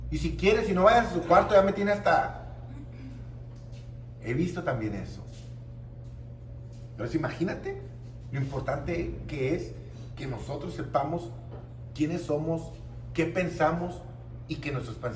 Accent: Tijuana, Baja California, Mexico; mi primera conferencia fue aquí en Sinaloa. Vine desde Tijuana, me pagaron, primera vez que me pagaban avión, restaurantes, hotel.

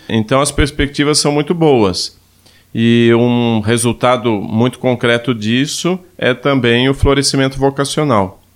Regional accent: Ituporanga, Santa Catarina, Brazil; eu venho de uma cidade de Santa Catarina chamada Ituporanga

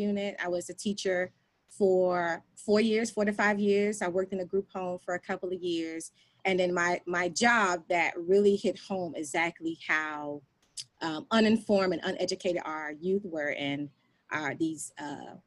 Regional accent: Miami, Florida, United States; now in Prince George's County, Maryland, United States; I am originally from Florida, born and raised in Miami, Florida County

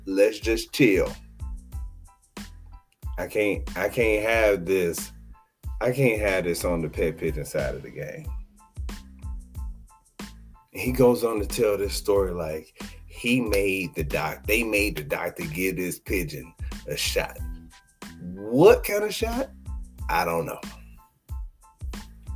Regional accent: Chicago, Illinois, United States; When I grew up in Chicago, there was a kid that stayed across the hall

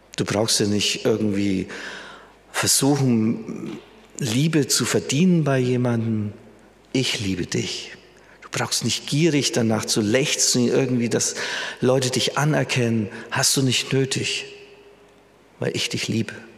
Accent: Germany; wir Deutsche

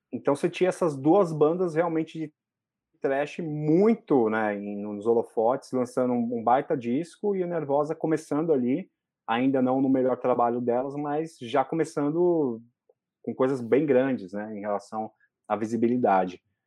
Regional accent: ABC, São Paulo, Brazil; eu sou do ABC

